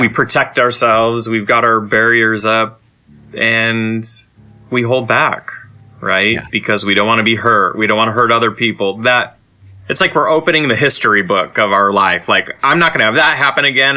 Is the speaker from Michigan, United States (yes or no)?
yes; Saginaw, Michigan, United States; growing up in Saginaw as an LGBT person